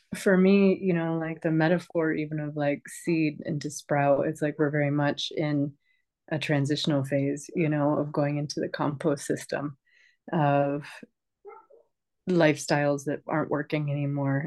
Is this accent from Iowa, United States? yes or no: no; New York, United States; I grew up in New York State, which is pretty much filled with cornfields and soy fields